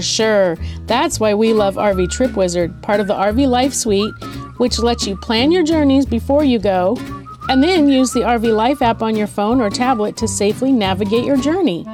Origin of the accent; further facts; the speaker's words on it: California, United States; moved away as an adult; now in South Dakota, United States; we're from California